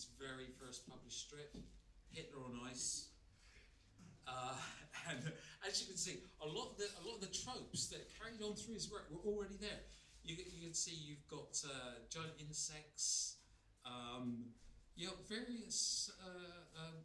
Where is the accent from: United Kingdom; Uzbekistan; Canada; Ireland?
United Kingdom; Exeter, South West England; accent: West Country; now in London, United Kingdom; It's in the West Country, that's where my accent comes from